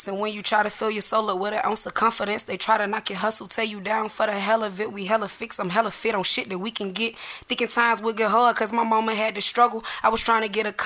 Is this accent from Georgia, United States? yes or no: yes; Atlanta, Georgia, United States; I grew up in Adamsville, you know, from the west side of Atlanta